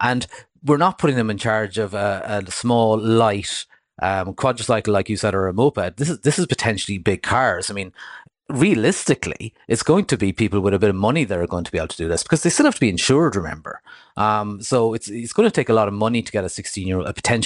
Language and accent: English; Cork, Munster, Ireland; I'm from rural Ireland myself. You know, I grew up down in Cork